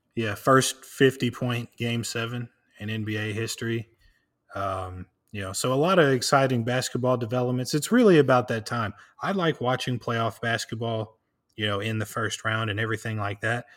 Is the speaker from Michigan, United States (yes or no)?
no; Tennessee, United States; I'm from Tennessee.